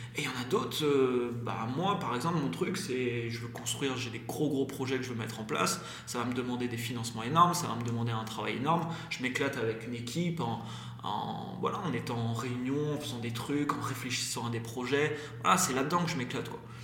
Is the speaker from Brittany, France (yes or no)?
yes; Brittany, France; moved away as an adult; j'ai quitté la Bretagne euh, parce qu'avant, voilà, j'ai une vie un peu compliquée en Bretagne